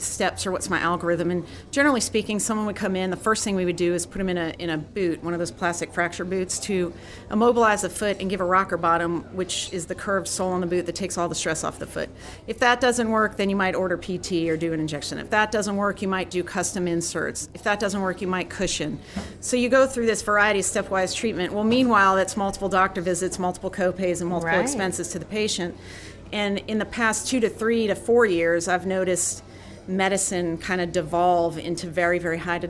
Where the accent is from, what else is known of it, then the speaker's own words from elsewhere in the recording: Delaware, United States; moved away as an adult; also born or lived in Philadelphia / New Orleans; I'm from Delaware originally, and then went to med school in Philly.